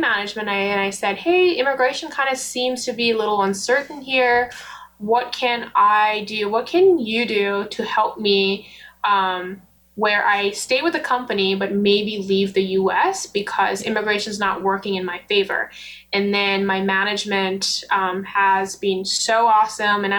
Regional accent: Nepal; also born or lived in United States; now in Canada; I was born in Nepal. So I moved to the U.S. With my Nepali passport

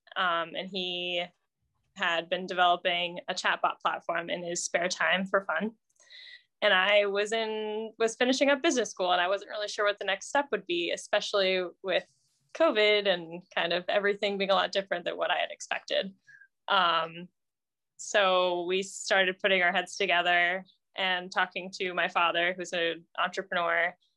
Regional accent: Indianapolis, Indiana, United States; also born or lived in France; I grew up in Indianapolis

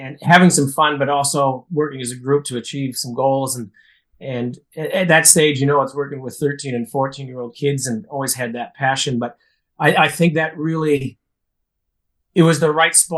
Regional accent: Saskatoon, Saskatchewan, Canada; moved away as an adult; now in Melbourne, Australia; growing up in Saskatoon

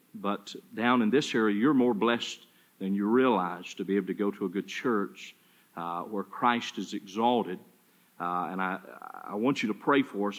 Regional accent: Charlotte, North Carolina, United States; now in Sioux City, United States; From Charlotte, North Carolina

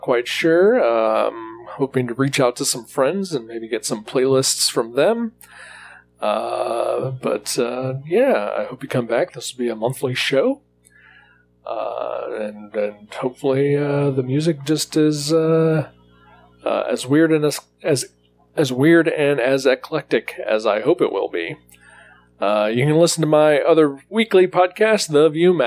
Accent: Ohio, United States; I am from Ohio.

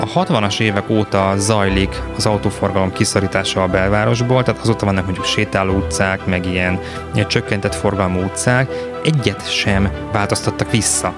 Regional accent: Budapest, Hungary; Én Mátyás földön nőttem föl

